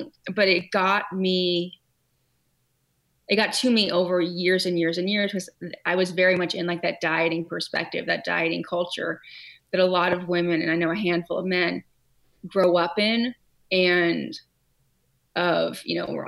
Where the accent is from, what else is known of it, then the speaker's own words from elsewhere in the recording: California, United States; also born or lived in Hawaii; now in Connecticut, United States; I grew up in California